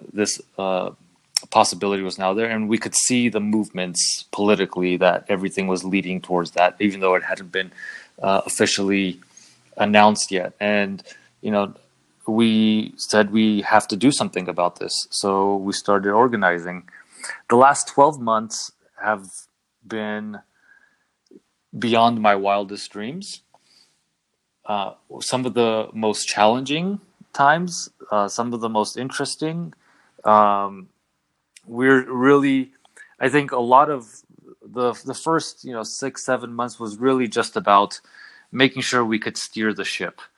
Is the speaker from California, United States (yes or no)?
yes; Los Angeles area, California, United States; moved away as an adult; also born or lived in Paris, France; now in Armenia; I was born in Paris. I spent the first 6 years of my life in Paris. My parents are from Iran, so we're Persian Armenian. But we moved to the Los Angeles area when I was around